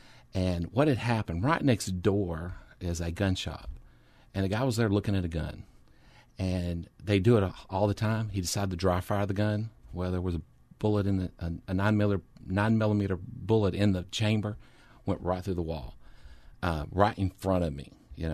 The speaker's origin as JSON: {"language": "English", "town": "Orange", "region": "Texas", "country": "United States", "tie": "born or raised there", "said": "Well, I grew up in Southeast Texas and a little church. Called Orangeville Christian Church. Basically, I grew up in the church all my life. While we were there, while we lived in Orange"}